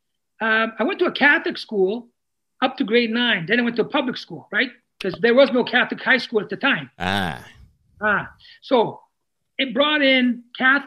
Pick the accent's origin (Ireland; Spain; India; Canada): Canada; Thunder Bay, Ontario; first language Italian; English is a second language; born, raised in Thunder Bay.